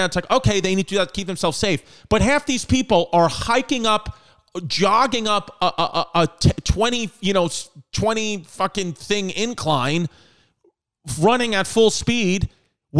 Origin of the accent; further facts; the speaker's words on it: New York City, New York, United States; I'm from New York City